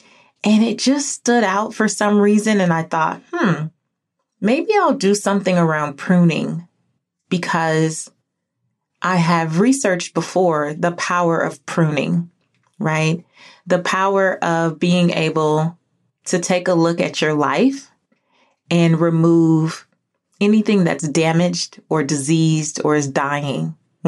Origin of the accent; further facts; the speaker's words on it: California, United States; now in Georgia, United States; Now, I'm from California, moved back to Georgia, and Georgia's very green